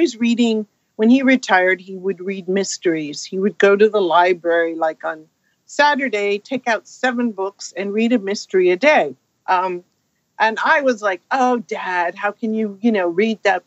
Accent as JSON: {"language": "English", "region": "California", "country": "United States", "tie": "born or raised there", "said": "I grew up in California"}